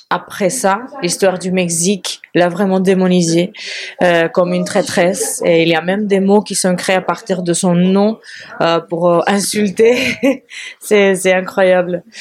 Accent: Spain; accent: Spanish; French is a second language; je suis espagnole, ça s'écoute.

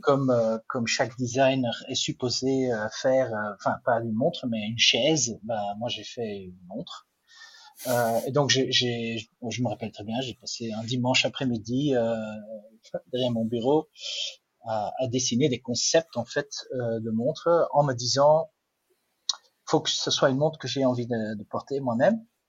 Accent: Flanders, Belgium; French is a second language; je ne suis pas suisse, je ne suis pas français non plus, je suis belge. En plus, je suis, flamand, donc euh, ah. le, français n'est pas ma langue maternelle

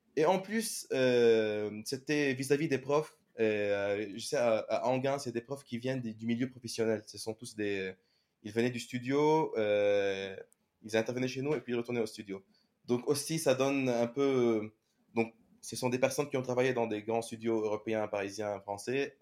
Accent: Lebanon; moved away as an adult; now in France; je suis un CG generalist du Liban

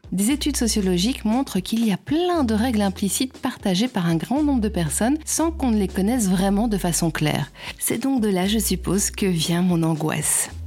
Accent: Belgium

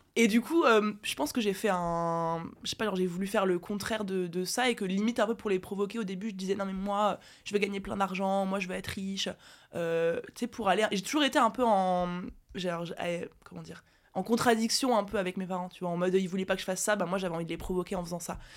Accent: Briey, Grand Est, France; je suis née à Briey

